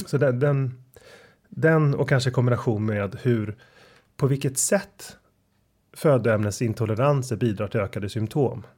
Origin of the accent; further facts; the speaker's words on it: Sweden; som svensk